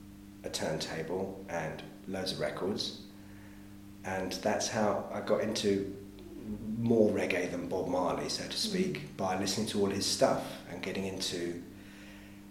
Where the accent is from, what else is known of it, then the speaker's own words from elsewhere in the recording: London, United Kingdom; I grew up in North London